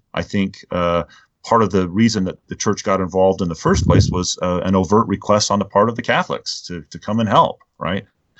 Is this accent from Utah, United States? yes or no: yes; Utah, United States; before the political caucus meetings were held in Utah, I was asked in my home state to speak at a fireside about civility